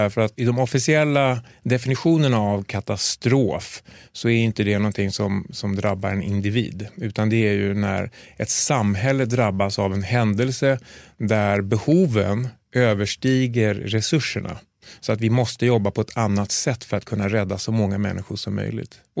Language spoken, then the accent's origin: Swedish; Sweden; Och då, för, som svensk kirurg, att komma ut, ja, men då blir det liksom krigskirurgi, det blir humanitär verksamhet.